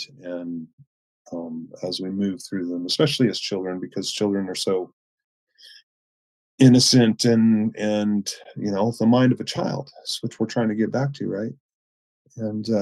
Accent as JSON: {"language": "English", "town": "Chico", "region": "California", "country": "United States", "tie": "born or raised there", "said": "I grew up in Northern California, so Chico"}